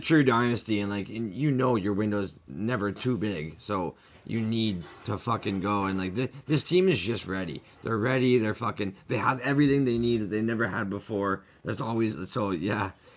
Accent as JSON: {"language": "English", "country": "Canada", "tie": "born or raised there", "said": "as a Canadian and growing up in Canada my whole life"}